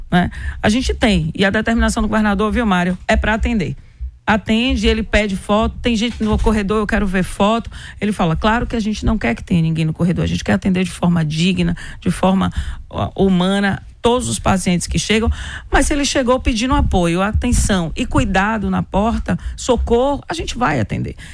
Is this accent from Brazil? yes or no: yes; Senhor do Bonfim, Bahia, Brazil; Sou de Senhor do Bonfim.